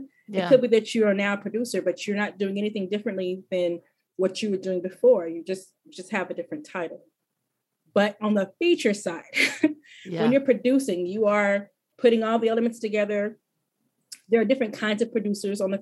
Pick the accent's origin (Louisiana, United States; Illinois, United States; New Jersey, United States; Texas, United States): Texas, United States; Fort Worth; also born or lived in Corpus Christi, Texas; We moved to Fort Worth when I was a little older. I want to say I was 8 or 9 when we moved